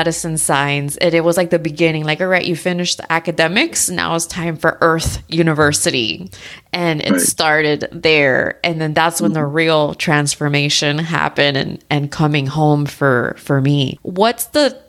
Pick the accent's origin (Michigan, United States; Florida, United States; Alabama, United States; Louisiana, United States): Florida, United States; South; moved away as an adult; also born or lived in Tennessee / Arizona; I was born and raised in South Florida